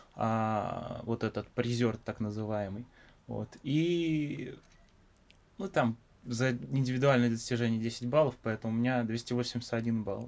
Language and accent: Russian; Biysk, Altai Krai, Russia; moved away; Да, я из города Бийска. Это в Алтайском крае